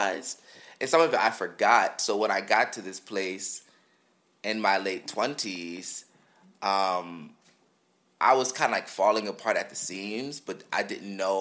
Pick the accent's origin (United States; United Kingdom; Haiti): United States; Philadelphia, Pennsylvania; I grew up in North Philly